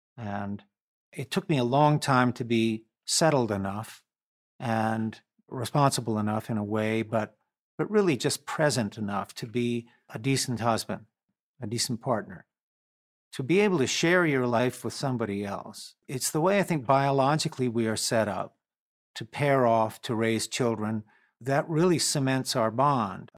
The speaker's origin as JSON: {"language": "English", "region": "North Carolina", "country": "United States", "tie": "born or raised there", "said": "We grew up in North Carolina, and there was a lot of empty time to listen to music"}